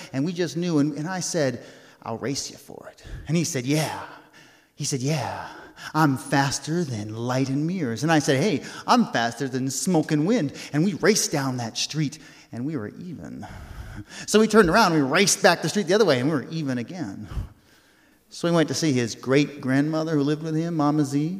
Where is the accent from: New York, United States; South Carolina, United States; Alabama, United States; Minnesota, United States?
New York, United States; New York City; accent: New York City brogue; When I was growing up in New York City, I lived in an apartment building that was 13 stories tall